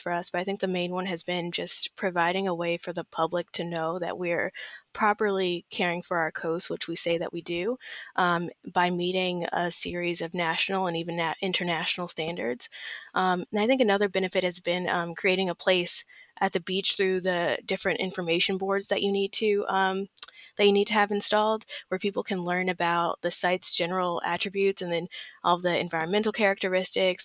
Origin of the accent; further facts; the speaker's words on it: Southern California, United States; I'm from Southern California. I've been born and raised here all my life